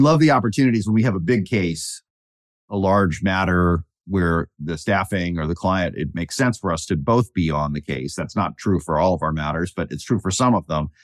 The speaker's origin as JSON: {"language": "English", "town": "Fredericksburg", "region": "Virginia", "country": "United States", "tie": "born or raised there", "said": "I grew up in Fredericksburg, Virginia, about an hour south of D C"}